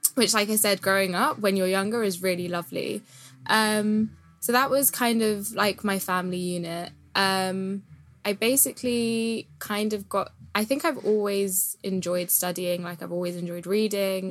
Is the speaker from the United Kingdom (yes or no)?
yes; United Kingdom; being a British Asian